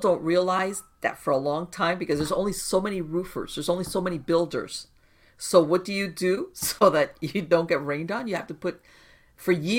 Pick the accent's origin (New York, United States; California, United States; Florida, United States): Florida, United States; Miami; I was born and raised in Miami, and I grew up in the hurricane prone area, and I lived through Andrew